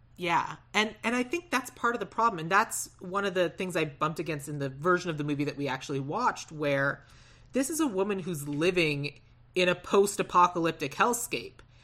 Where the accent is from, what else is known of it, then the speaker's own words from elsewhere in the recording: Tucson, Arizona, United States; I grew up in Tucson, Arizona